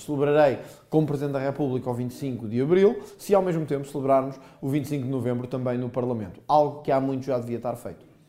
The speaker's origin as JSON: {"language": "Portuguese", "town": "Pinhal Novo", "region": "Setúbal", "country": "Portugal", "tie": "born or raised there", "also_born_or_lived": "Azores", "said": "sou do, do Pinhal Novo, que é, que é a minha terra, mas cresci nos Açores"}